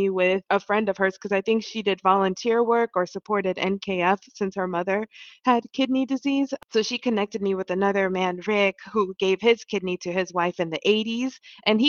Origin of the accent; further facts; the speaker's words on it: DR Congo; also born or lived in Ohio; now in New York, United States; I'm originally from Congo